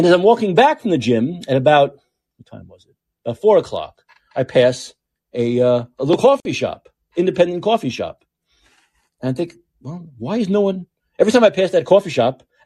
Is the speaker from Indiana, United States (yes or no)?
no; New York, United States; now in San Francisco, United States; I'm from New York